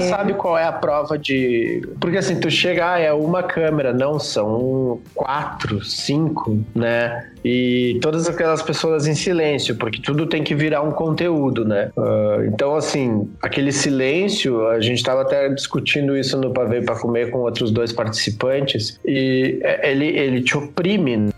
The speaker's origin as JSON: {"language": "Portuguese", "town": "Santa Maria", "region": "Rio Grande do Sul", "country": "Brazil", "moved": "yes", "lives_now": "São Paulo, Brazil", "said": "fui pra Santa Maria só pra recuperar o sotaque"}